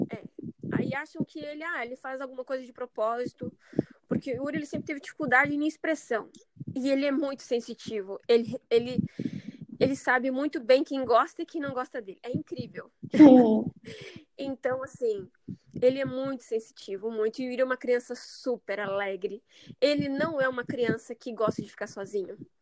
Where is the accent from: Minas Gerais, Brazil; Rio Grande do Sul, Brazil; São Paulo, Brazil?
Rio Grande do Sul, Brazil; moved away as an adult; also born or lived in Cascavel, Paraná; now in São José, Brazil; nós somos do Rio Grande do Sul, somos gaúcho